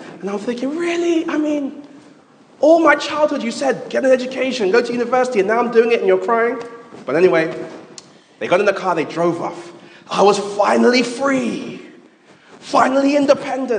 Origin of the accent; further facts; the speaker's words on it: London, United Kingdom; moved away as an adult; also born or lived in Manchester; I grew up in London. I'm a London boy from London Town, as they say.